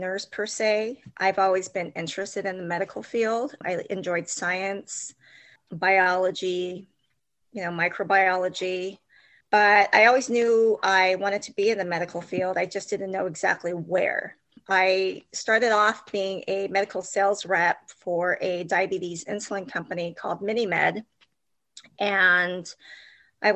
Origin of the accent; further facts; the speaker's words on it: Cypress, California, United States; I grew up in Cypress, California.